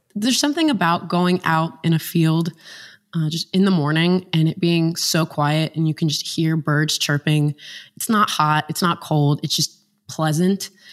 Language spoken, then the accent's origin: English; West Virginia, United States; I grew up in a small town in West Virginia